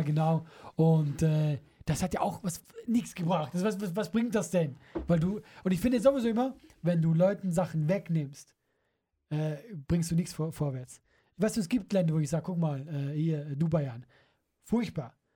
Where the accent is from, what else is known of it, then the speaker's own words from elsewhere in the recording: Switzerland; moved away; dass ich Schweizer bin